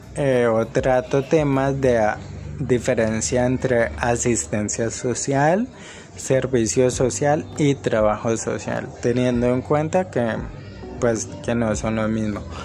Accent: Cali, Valle del Cauca, Colombia; soy de Cali, Colombia.

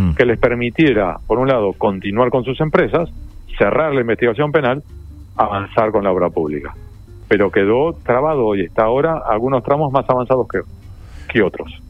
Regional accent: La Plata, Buenos Aires Province, Argentina; la ciudad de La Plata, donde yo nací, me crié y vivo

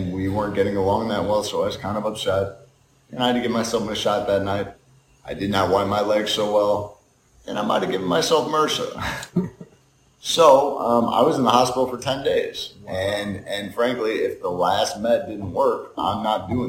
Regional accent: St. Louis, Missouri, United States; also born or lived in Atlanta, Georgia; since then I've been in St. Louis. So went to CBC High School, went to Mizzou for college

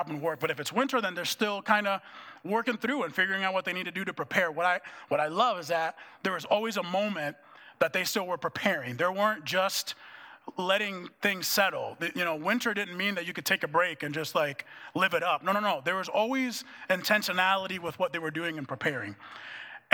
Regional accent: Dominican Republic; moved away as an adult; also born or lived in Minneapolis, United States; now in United States; when I moved from the Dominican Republic to come to the U.S. to go to college, it was in Minneapolis

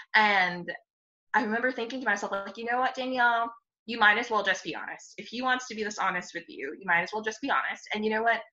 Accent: United States; I grew up in the United States. I don't have any family outside of the United States.

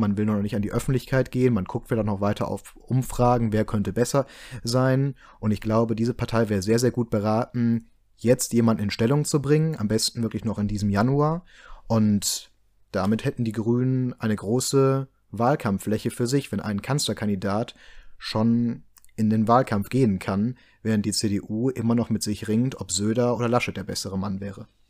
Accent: Rhineland, Germany; Wir als gebürtige Rheinländer

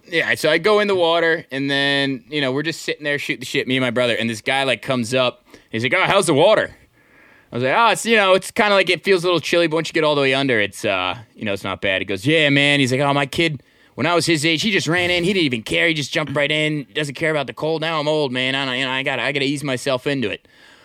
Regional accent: Manasquan, New Jersey, United States; now in Philadelphia, United States; I grew up in Manasquan. It's like, you know, 40 minutes east of here.

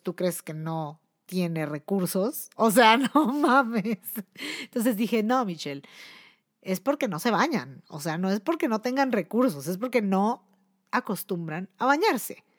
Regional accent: Mexico City, Mexico; soy mexicana. Ah, aunque me ven bien pinche güera, pero soy mexicana y soy chilanga y soy de feña y soy mexiqueña

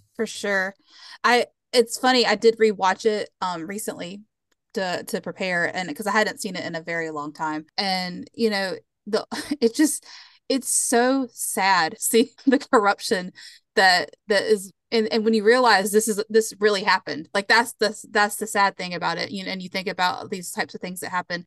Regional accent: just below Charlotte, South Carolina, United States; I grew up just below Charlotte

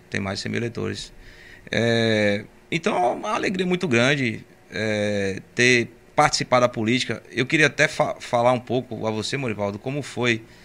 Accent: Camaçari, Bahia, Brazil; accent: meio pernambucano; also born or lived in Pernambuco; cheguei em Camaçari recém-nascido, três meses

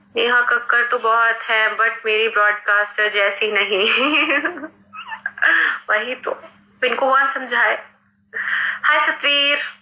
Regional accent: Dehradun, Uttarakhand, India; I am from Dehradun मैं उत्तराखंड से हूँ

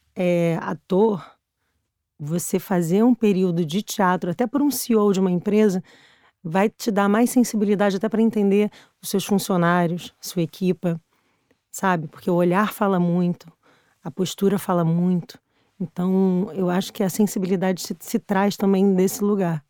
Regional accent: Brazil; moved away as an adult; now in Portugal; Eu saí do Brasil porque eu tinha sido assaltada sete vezes

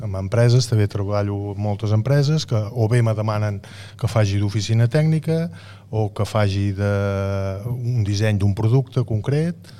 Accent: La Cellera de Ter, Catalonia, Spain; jo sóc de la Cellera

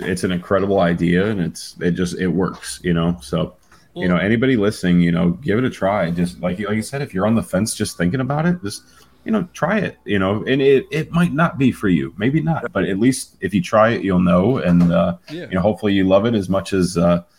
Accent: West Virginia, United States; moved away as an adult; now in Florida, United States; I'm also from West Virginia

